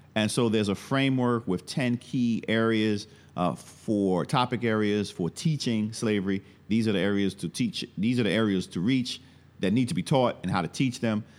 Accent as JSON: {"language": "English", "town": "New York City", "region": "New York", "country": "United States", "tie": "born or raised there", "also_born_or_lived": "Atlanta / Louisiana", "moved": "as an adult", "said": "I'm originally from Brooklyn, New York, uh, born and raised, uh, came of age in the nineteen eighties"}